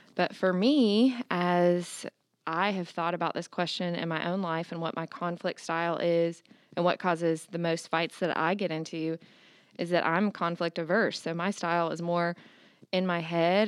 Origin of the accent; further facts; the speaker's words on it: Augusta, United States; am from Augusta